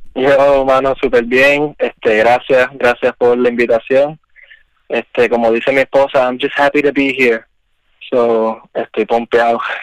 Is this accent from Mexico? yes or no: no; Isabela, Puerto Rico; yo me crié en Isabela originalmente